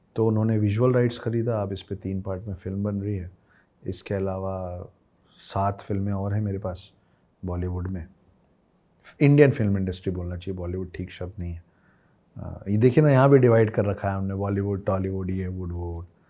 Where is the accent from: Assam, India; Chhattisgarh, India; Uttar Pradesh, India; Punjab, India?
Chhattisgarh, India; Ambikapur; moved away; मैं जिस गांव से आता हूँ उस गांव का नाम अंबिकापुर है सरगुजा डिस्ट्रिक्ट है छत्तीसगढ़ में